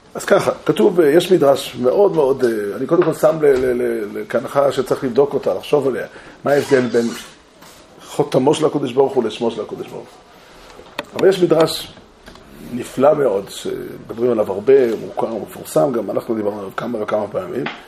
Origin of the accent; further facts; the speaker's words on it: Israel; אני לא זכיתי לעלות לארץ, נולדתי כאן